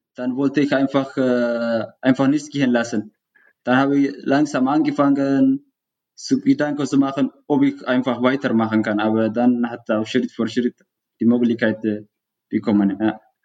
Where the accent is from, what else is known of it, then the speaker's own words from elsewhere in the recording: Eritrea; German is a second language; moved away as an adult; also born or lived in Sudan; now in Traunstein, Germany; Ich, äh, ich komme aus Eritrea. Ich lebe seit äh, sieben Jahren in Deutschland, beziehungsweise in Bayern in Traunchen.